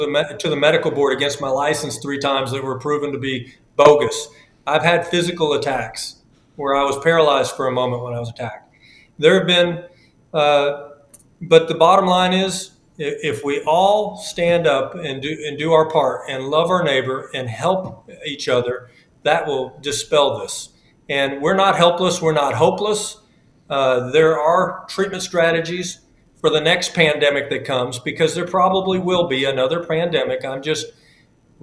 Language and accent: English; United States; We're over COVID as American people